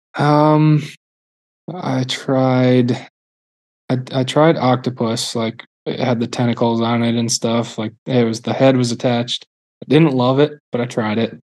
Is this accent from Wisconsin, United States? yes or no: yes; Milwaukee, Wisconsin, United States; I'm from Milwaukee area, so I was a Brewers fan